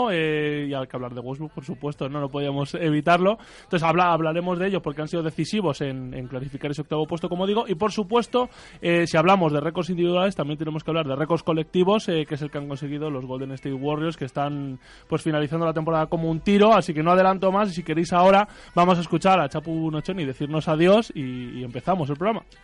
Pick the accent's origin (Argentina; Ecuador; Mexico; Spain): Argentina; discúlpeme por extenderme, soy argentino, ¿no?